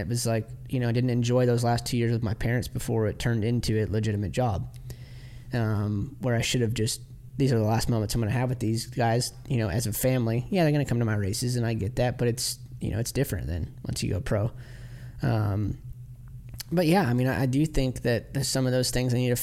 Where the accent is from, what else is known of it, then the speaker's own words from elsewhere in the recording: Midwest, United States; We're from the Midwest where you don't hear from us for 6 months because of the winter